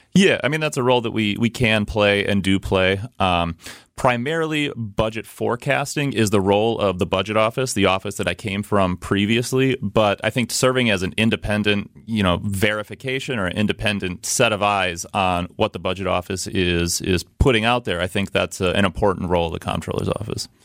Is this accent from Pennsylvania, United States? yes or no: no; Milwaukee, Wisconsin, United States; I'm a lifelong Milwaukee resident. I grew up on the city's southwest side